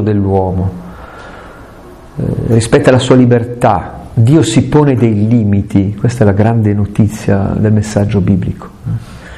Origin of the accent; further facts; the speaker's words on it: Italy; sul Gran Paradiso, che è una montagna delle mie parti